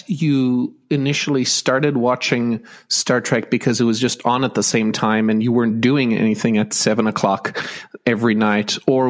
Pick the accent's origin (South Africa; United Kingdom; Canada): South Africa; I grew up in South Africa under sanctions, so we had a fairly limited experience with American TV.